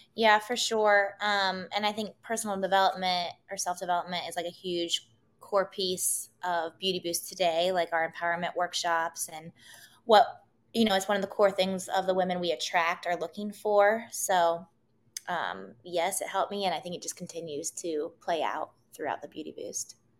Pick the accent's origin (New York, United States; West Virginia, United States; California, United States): West Virginia, United States; Wheeling; moved away as an adult; also born or lived in Los Angeles, United States; now in Columbus, United States; I grew up in Wheeling, West Virginia.